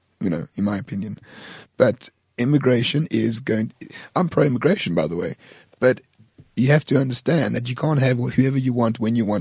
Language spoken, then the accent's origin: English; France; I'm not English. I'm French